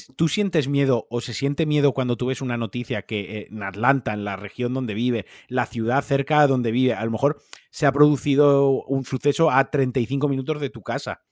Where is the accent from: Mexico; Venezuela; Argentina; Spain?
Spain; Aquí en el año 1479 ya éramos españoles. O sea, llevamos siendo españoles más de 300 años